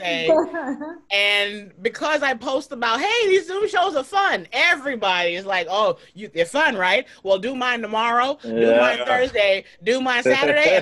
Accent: New York City, New York, United States; moved away as an adult; also born or lived in Orange County, California; I'm from the Bronx

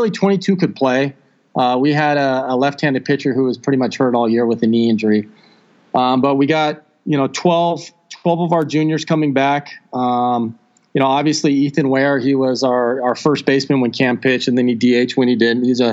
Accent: San Marcos, California, United States; I was born and raised in San Marcos

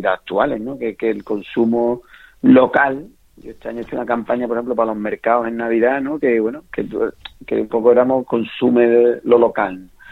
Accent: Villalba del Alcor, Andalusia, Spain; moved away as an adult; now in Seville, Spain; yo soy de Villaba del Alcor, de un pueblo de Huelva y, bueno, y desde pequeño he mamado eso. como yo digo, me he criado detrás de un mozador

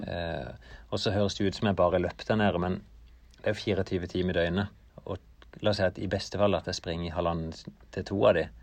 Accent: Norway; jeg kom fra Norge

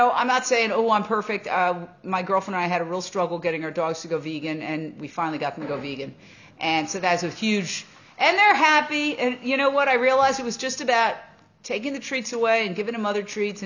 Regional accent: New York City, New York, United States; I grew up in Midtown Manhattan

